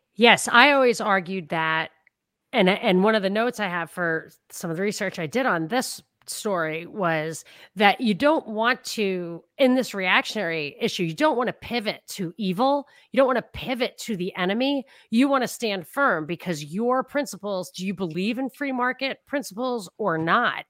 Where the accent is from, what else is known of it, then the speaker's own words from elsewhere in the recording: New York, United States; I grew up in New York